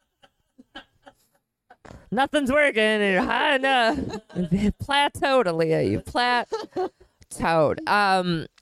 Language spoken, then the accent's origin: English; Milwaukee, Wisconsin, United States; also born or lived in Florida / California; now in New York, United States; I'm from Milwaukee.